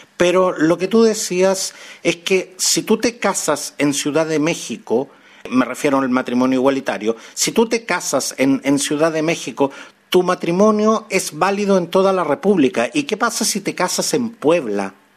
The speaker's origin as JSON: {"language": "Spanish", "country": "Chile", "said": "acá en mi país, en Chile"}